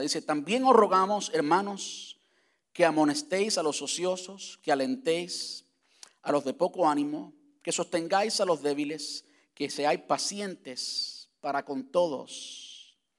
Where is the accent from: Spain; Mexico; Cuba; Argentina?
Cuba; moved away; cuando estaba en la, en la high school en, Cuba